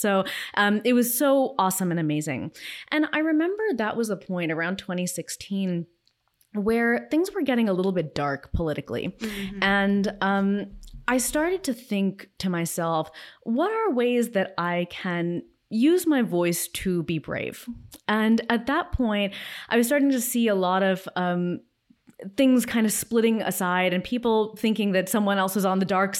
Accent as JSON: {"language": "English", "town": "Los Angeles", "region": "California", "country": "United States", "tie": "born or raised there", "said": "I grew up in Los Angeles, where I still live, and I certainly had my parents and my grandparents, all of whom were immigrants, around me."}